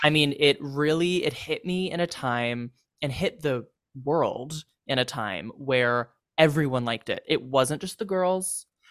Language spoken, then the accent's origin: English; California, United States; I'm from California